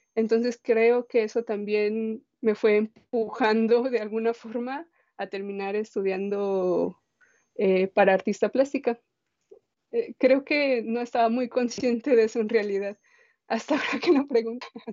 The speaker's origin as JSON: {"language": "Spanish", "town": "Guadalajara", "region": "Jalisco", "country": "Mexico", "tie": "born or raised there", "also_born_or_lived": "San Luis Potosí", "said": "Yo crecí en la ciudad, bueno, en Guadalajara, pero yo nací en San Luis Potosí, solo nací ahí y jamás he vuelto."}